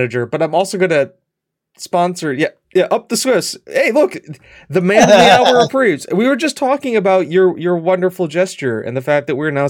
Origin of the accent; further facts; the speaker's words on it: United States; I'm an American.